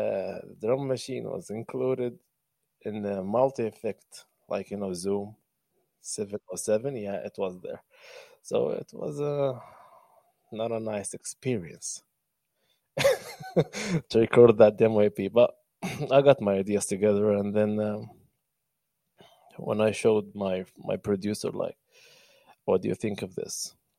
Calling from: Benghazi, Libya; Well, I'm speaking from Benghazi, Libya. I'm the main city.

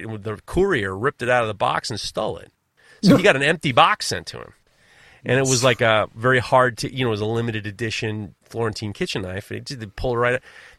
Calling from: New York, United States; you're talking from Austria, and I'm talking from New York.

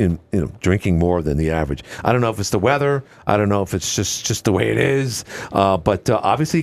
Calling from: Watertown, New York, United States; I says, I'm calling from Watertown.

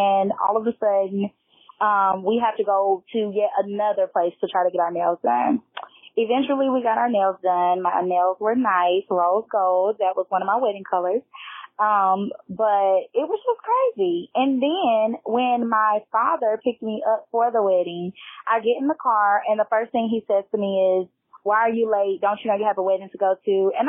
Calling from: Nashville, Tennessee, United States; I am calling from Nashville, Tennessee

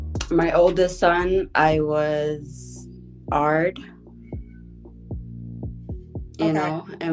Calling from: Ontario, Canada; I'm calling you from Canada

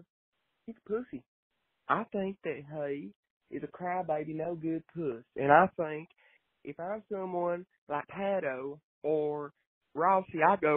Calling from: Pulaski, Tennessee, United States; I'm calling from Pulaski, Tennessee.

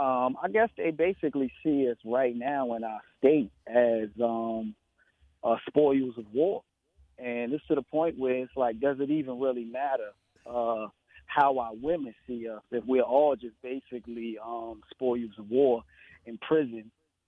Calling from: tri-state area, United States; I'm calling up out of the tri-state area.

